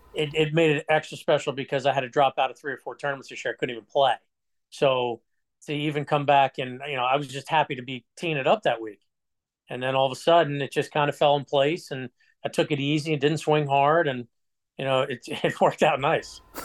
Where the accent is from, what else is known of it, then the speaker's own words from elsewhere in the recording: Hillsborough, New Jersey, United States; also born or lived in Fort Smith, Arkansas / Howell, New Jersey; I was born in Fort Smith, Arkansas. We won't count that. We're just gonna, we, a year old, we moved right to Howell, New Jersey.